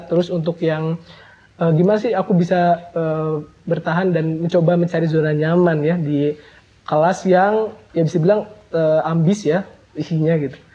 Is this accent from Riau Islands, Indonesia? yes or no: no; Cirebon Regency, West Java, Indonesia; aku ini dari SMP SMP kabupaten dan istilahnya aku merantau ya dari kabupaten ke kota